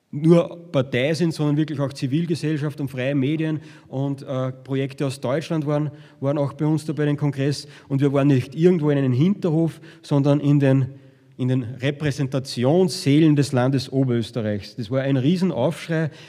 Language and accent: German; Upper Austria, Austria; der Manfred Heimbucht, und das ist der FPÖ-Chef in meinem Heimatbundesland